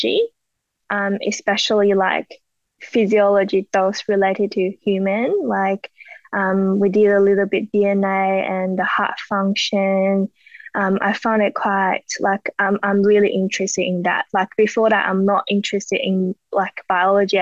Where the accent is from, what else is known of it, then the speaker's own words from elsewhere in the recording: China; English is a second language; moved away as an adult; now in Australia; I'm from China